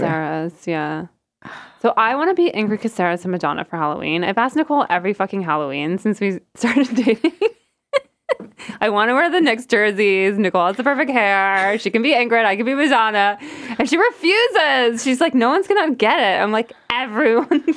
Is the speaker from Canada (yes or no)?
yes; outside Toronto, Ontario, Canada; moved away as an adult; also born or lived in Hempstead, New York; now in New York, United States; I'm Canadian, um, and I grew up outside of Toronto